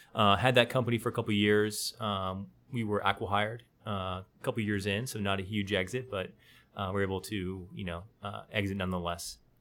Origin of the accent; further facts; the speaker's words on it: Austin, Texas, United States; now in San Antonio, United States; I grew up in Austin, just down the road.